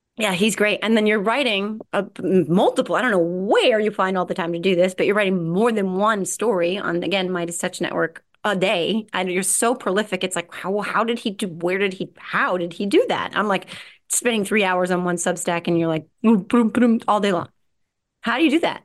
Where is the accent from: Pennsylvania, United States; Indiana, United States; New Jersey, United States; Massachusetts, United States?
New Jersey, United States; I'm from Jersey